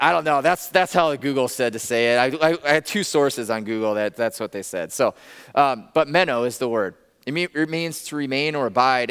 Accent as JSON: {"language": "English", "region": "Northwest Iowa", "country": "United States", "tie": "born or raised there", "said": "I grew up in Northwest Iowa, a tiny town of, like, seven hundred people in Northwest Iowa"}